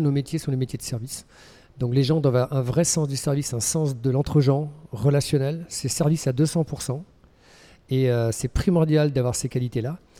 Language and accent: French; Lorient, Brittany, France; moved away as an adult; now in Switzerland; je suis breton, euh, exilé en Suisse depuis maintenant près de 22 ans. Voilà, je suis originaire de Lorient en Bretagne